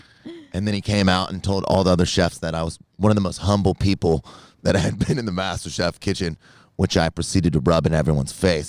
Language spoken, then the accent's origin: English; North Carolina, United States; I'm from North Carolina.